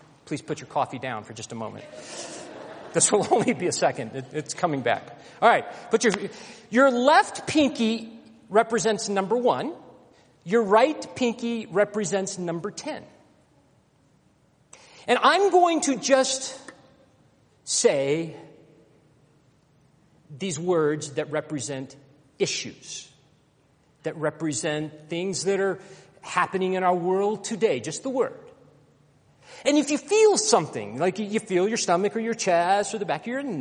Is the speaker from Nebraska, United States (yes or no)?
no; Alabama, United States; now in Denver, United States; growing up in Alabama in the 60s, coming from a very racist home